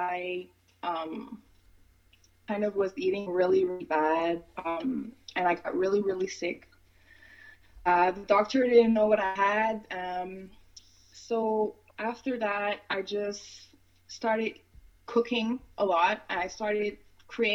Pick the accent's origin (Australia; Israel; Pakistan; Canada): Canada; Montreal, Quebec; I grew up in Montreal. I was born here, but I grew up in Montreal, and I've been back here for about 6 years now.